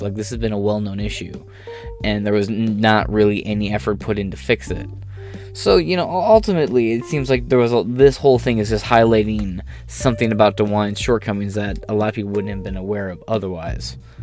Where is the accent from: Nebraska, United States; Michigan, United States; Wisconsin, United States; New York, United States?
Michigan, United States; also born or lived in Ohio; I'm from Michigan